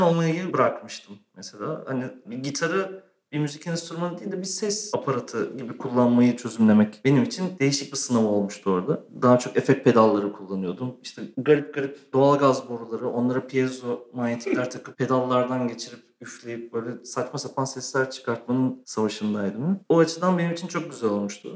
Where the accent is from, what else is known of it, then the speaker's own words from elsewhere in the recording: Istanbul, Turkey; also born or lived in Eskişehir; doğma büyüme İstanbulluyum zaten. Sadece üniversite için Eskişehir'e gitmiştim